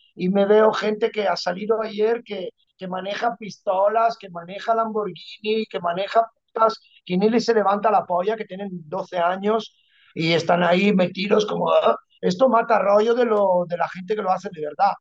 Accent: Padua, Veneto, Italy; Spanish is a second language; moved away as an adult; also born or lived in Ibiza; Yo, yo me crié en las gradas del Padua porque yo soy, de, soy de Padua

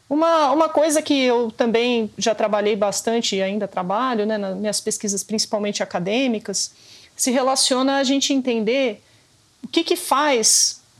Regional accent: São Paulo, Brazil; Como paulistana nascida e criada

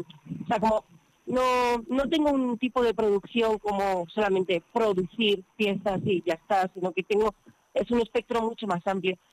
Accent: Covarrubias, Castile and León, Spain; also born or lived in Madrid; now in Barcelona, Spain; yo en realidad soy de Covarrubias

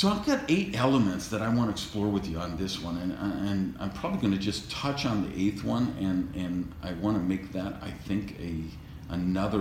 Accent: Wisconsin, United States; now in Miami, United States; growing up in Wisconsin, where 60 below wind chill factor

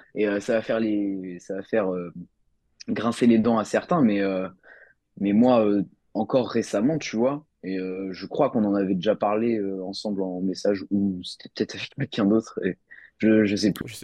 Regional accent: Nantes, Pays de la Loire, France; je suis de Nantes

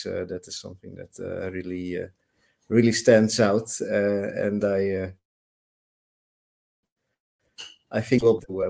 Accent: Netherlands; I'm actually from the Netherlands

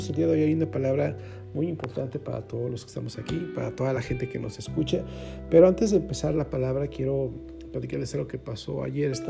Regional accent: Mexico City, Mexico; now in Querétaro, Mexico; Entonces, eh, digo, en la Ciudad de Querétaro, perdón, y, nosotros venimos de la Ciudad de México.

